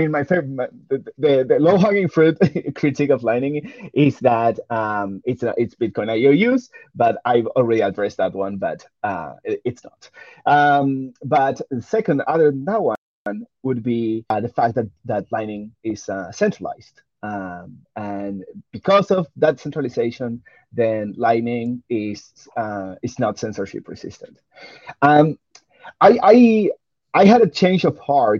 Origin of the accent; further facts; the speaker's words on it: Argentina; I'm from Argentina